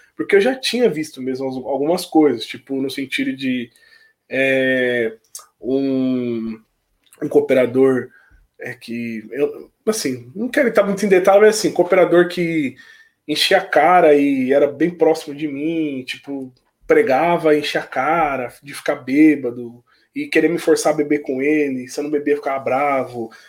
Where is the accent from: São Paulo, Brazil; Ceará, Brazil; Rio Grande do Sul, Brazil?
Rio Grande do Sul, Brazil; Palmeira das Missões; moved away as an adult; lá na minha cidade, por ser uma cidade pequena